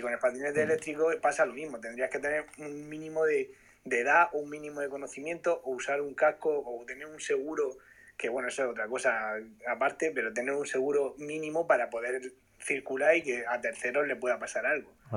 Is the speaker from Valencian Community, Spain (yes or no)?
no; Murcia, Region of Murcia, Spain; yo soy de aquí de Murcia